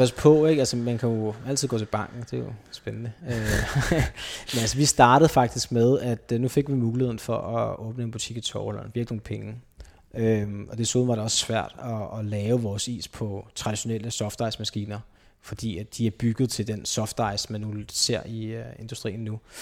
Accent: Copenhagen, Capital Region of Denmark, Denmark; also born or lived in Gladsaxe; opvokset på Østerbro

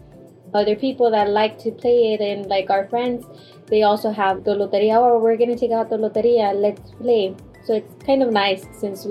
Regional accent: Reynosa, Tamaulipas, Mexico; We're from Reynosa, Tamaulipas, in Mexico.

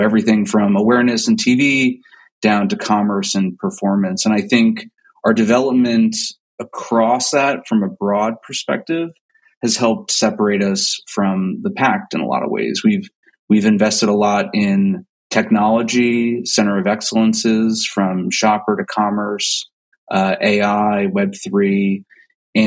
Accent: New Jersey, United States; moved away; also born or lived in Los Angeles / New York; I grew up in New Jersey. So I'm a Jersey kid

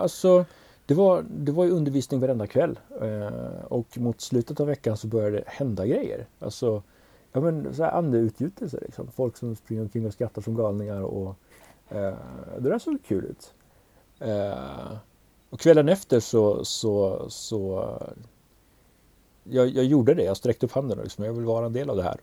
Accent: Umeå, Västerbotten County, Sweden; accent: Norrland; now in Ludvika, Sweden; när man pratar som en norrlänning

